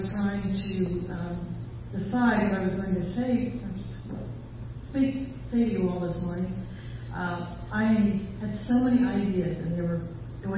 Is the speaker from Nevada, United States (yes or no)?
no; Pennsylvania, United States; I'm from Pennsylvania. I am. I'm a Pennsylvania Dutch girl